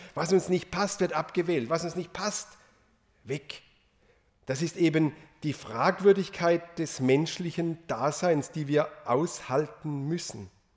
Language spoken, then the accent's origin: German; Rotenfels, Baden-Württemberg, Germany; in meiner Heimatgemeinde